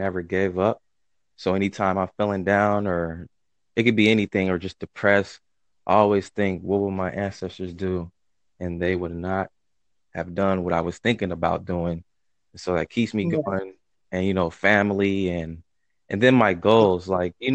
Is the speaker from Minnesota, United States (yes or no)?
yes; Minnesota, United States; I'm from Minnesota.